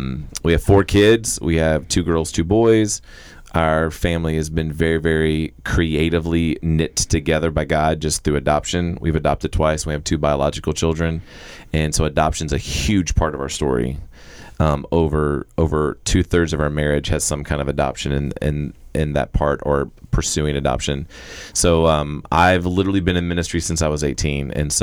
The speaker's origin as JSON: {"language": "English", "region": "Florida", "country": "United States", "also_born_or_lived": "Texas", "moved": "yes", "lives_now": "Arkansas, United States", "said": "I'm from Florida originally. My wife is from Oklahoma, met in Texas. And so now, well, we kind of live in Arkansas and Texas right now."}